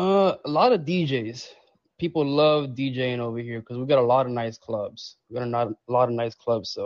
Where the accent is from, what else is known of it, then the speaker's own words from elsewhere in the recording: Tampa, Florida, United States; I'm from Florida. I'm in Florida right now.